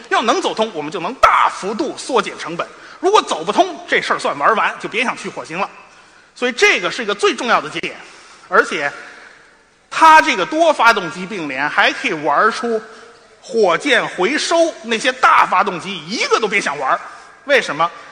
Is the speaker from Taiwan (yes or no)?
no; Beijing, China; 我是北京人嘛